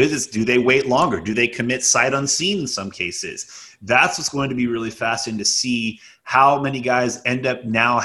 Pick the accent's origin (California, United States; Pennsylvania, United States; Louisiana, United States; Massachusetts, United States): California, United States; Southern; I despised growing up in Southern California.